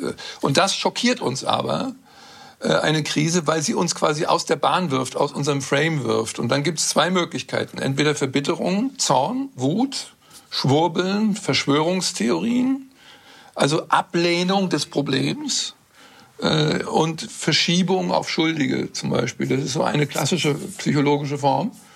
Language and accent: German; Northern Germany, Germany; Ich bin in Norddeutschland aufgewachsen